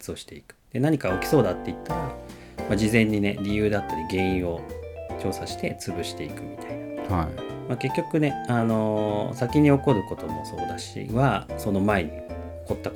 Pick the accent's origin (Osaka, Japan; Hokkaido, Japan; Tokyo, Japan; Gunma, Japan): Tokyo, Japan; あの出身は普通にあの東京なんですけど